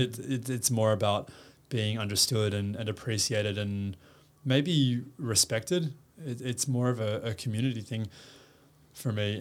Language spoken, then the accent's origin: English; Perth, Western Australia, Australia; moved away as an adult; also born or lived in United States; now in Sydney, Australia; growing up in Perth was amazing